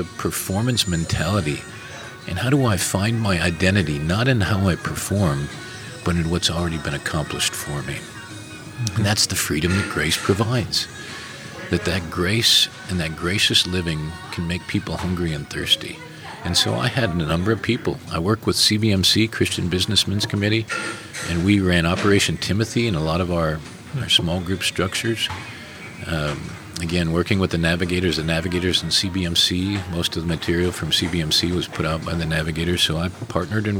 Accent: Minnesota, United States; moved away; also born or lived in South Africa; Growing up in Minnesota

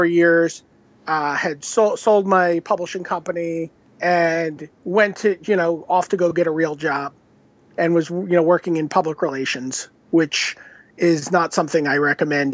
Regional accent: New York City, New York, United States; He and I grew up in Brooklyn

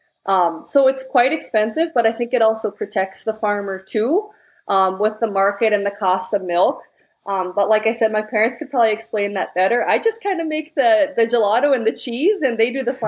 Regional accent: Alberta, Canada; also born or lived in Netherlands; now in Carrington, United States; we're originally from the Netherlands. They milked 50 cows there. And when I was 7, we moved to Alberta, Canada

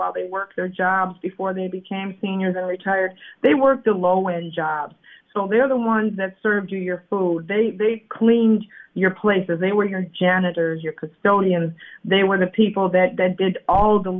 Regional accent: Madison, Wisconsin, United States; I am from South Madison

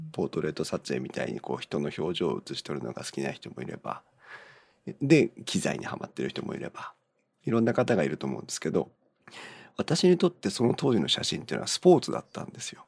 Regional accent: Chiba, Japan; now in Tohoku, Japan; 生まれはね千葉県だったんです。

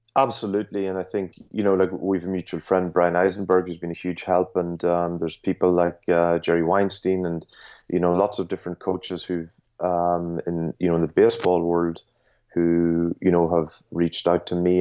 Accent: Ireland; I was just growing up in Ireland

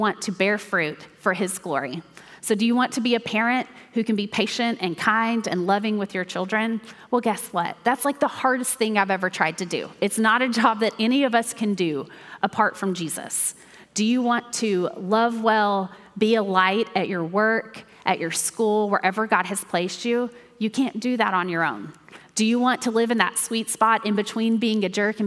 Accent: Mount Juliet, Tennessee, United States; I grew up here in Mount Juliet at First Baptist Church

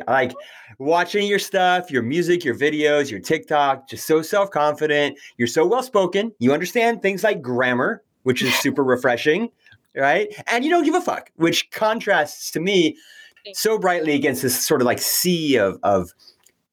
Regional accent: California, United States; being a Californian

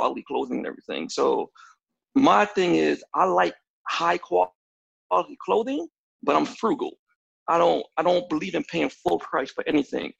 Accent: New York City, New York, United States; now in Indianapolis, United States; I was born and raised in New York City

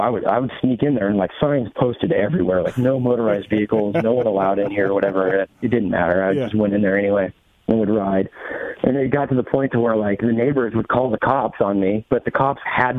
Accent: Gresham, Oregon, United States; Portland, basically, Portland. Just outside of Portland.

